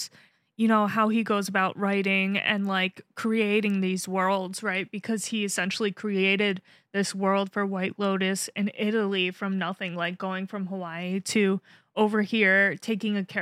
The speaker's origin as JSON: {"language": "English", "country": "Philippines", "lives_now": "New York City, United States", "said": "as a Filipino"}